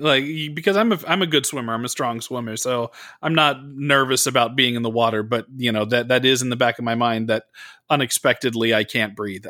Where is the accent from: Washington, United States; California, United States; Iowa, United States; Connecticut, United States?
California, United States; because I grew up in the Bay Area, which is great. We had the beach, but it was also always, you know, freezing cold.